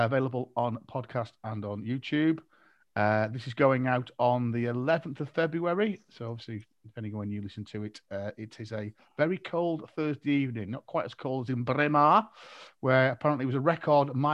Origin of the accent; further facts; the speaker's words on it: Malton, Yorkshire and the Humber, United Kingdom; we are all from Moulton originally, or we sort of lived most of our lives in Moulton